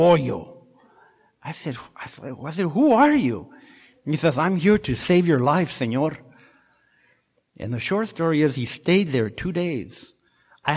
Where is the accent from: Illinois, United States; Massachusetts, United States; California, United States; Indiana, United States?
California, United States; Orange County; moved away as an adult; also born or lived in Washington; now in Laguna Niguel, United States; I'm from Orange County